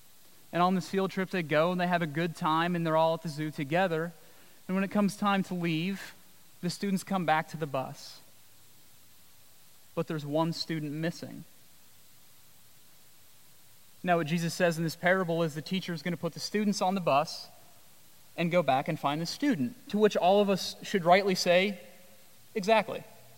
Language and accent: English; Midwest, United States; I've sheared a sheep in my life, and I come from the Midwest